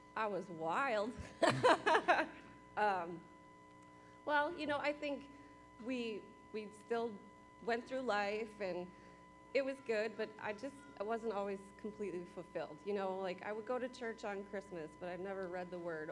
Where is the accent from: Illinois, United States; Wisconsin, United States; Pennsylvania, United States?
Wisconsin, United States; moved away as an adult; now in Kentucky, United States; I'm from Wisconsin